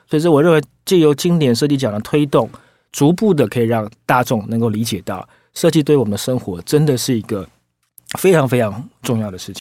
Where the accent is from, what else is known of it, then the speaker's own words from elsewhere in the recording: Taiwan; 我们台湾人怎么样来诠释一个很重要的设计奖